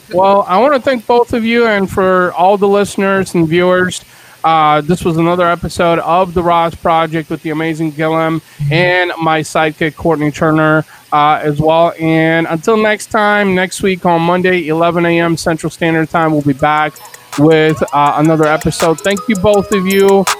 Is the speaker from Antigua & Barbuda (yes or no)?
no; Bulgaria; now in United States; I was born in Bulgaria in Eastern Europe